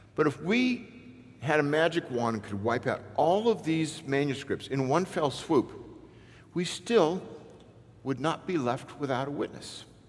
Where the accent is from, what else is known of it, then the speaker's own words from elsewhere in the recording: Newport Beach, California, United States; I grew up in Newport Beach, California